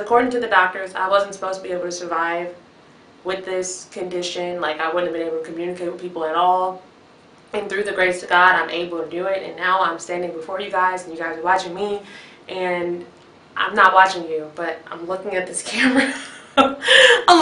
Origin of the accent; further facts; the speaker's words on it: Chicago, Illinois, United States; I'm from Chicago, Illinois.